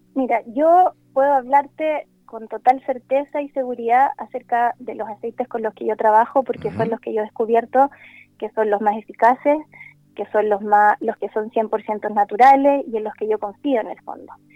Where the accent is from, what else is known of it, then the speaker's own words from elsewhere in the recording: Santiago, Santiago Metropolitan Region, Chile; also born or lived in La Serena; yo soy de Santiago, pero ahora estoy en La Serena